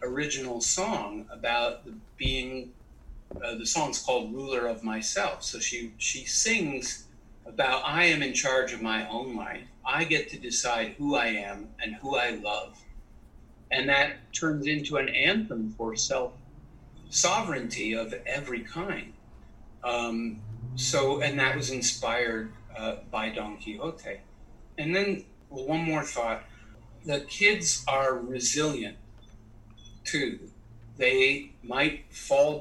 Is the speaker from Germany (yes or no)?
no; Canada; I was raised in Canada